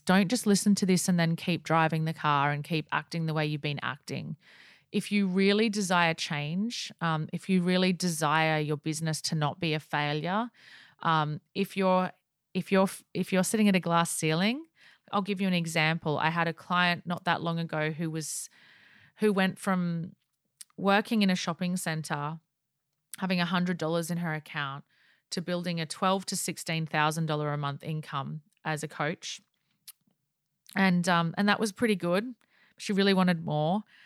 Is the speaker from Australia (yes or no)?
yes; Australia; accent: Aussie; I am Aussie